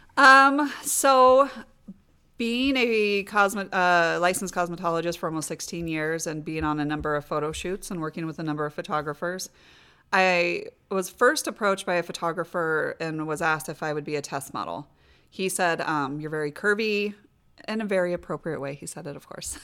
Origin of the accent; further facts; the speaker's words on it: Des Moines, Iowa, United States; born and raised in Des Moines.